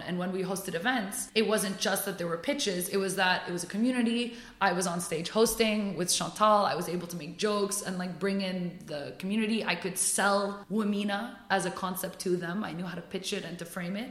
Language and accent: English; Paris, Île-de-France, France; moved away as an adult; now in United Arab Emirates; I was born and raised in Paris